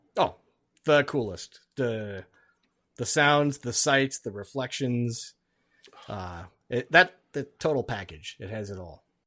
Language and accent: English; Alaska, United States; moved away; also born or lived in Duluth, Minnesota / Twin Cities, Minnesota; I grew up in Alaska